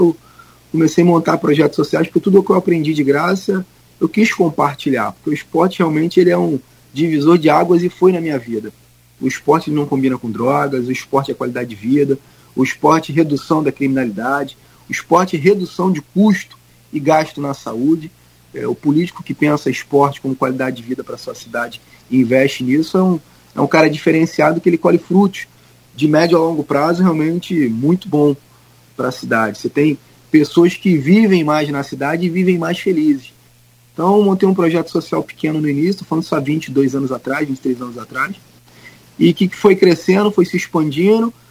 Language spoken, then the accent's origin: Portuguese; Belford Roxo, Rio de Janeiro, Brazil; also born or lived in Cabo Frio; nasci em Cabo Frio, mas fui muito cedo para a Baixada Fluminense. E em Belfor Roxo, onde eu morei muito tempo da minha vida, quase que a minha infância toda